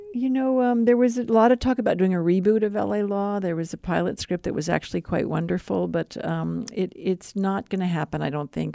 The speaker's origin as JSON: {"language": "English", "town": "Madison", "region": "Wisconsin", "country": "United States", "tie": "born or raised there", "also_born_or_lived": "Missouri", "moved": "yes", "said": "I grew up in Madison, but also in Missouri"}